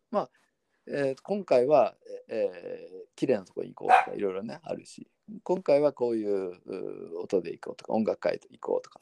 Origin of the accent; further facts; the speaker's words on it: Kyushu, Japan; born there; まあそうねあの私は九州生